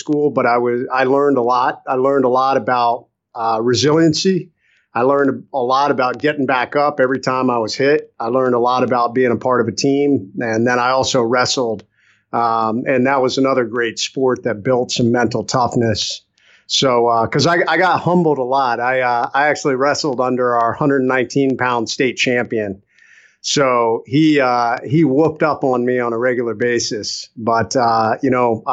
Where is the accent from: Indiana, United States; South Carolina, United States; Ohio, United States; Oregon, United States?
Ohio, United States; moved away; I was born in Ohio